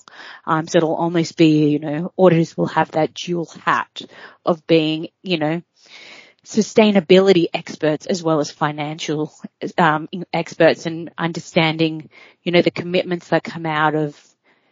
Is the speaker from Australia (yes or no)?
yes; Australia; accent: Australian; moved away as an adult; also born or lived in Copenhagen, Denmark / Sydney; I obviously am Australian. You can hear it in my voice probably that I am an Aussie through and through.